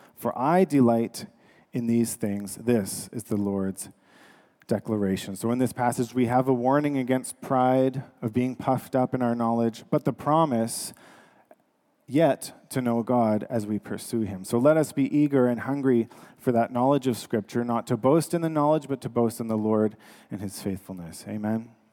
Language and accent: English; Canada; we are Canadian